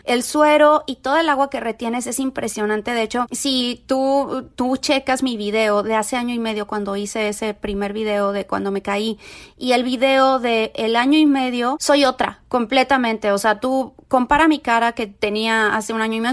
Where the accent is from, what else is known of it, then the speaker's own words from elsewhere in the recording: Mexico; moved away; soy mexicana viviendo en un país donde hay demasiado racismo